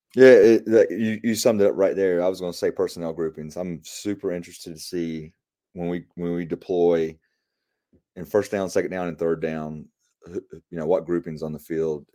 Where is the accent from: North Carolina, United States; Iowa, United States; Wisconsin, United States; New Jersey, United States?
North Carolina, United States; Apex; here in my hometown of Apex